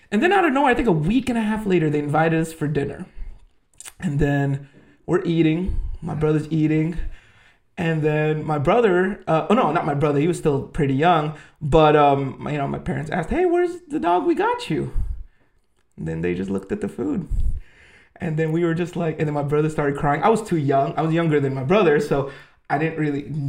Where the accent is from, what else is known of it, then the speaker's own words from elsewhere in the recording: Philippines; moved away; I'm Filipino.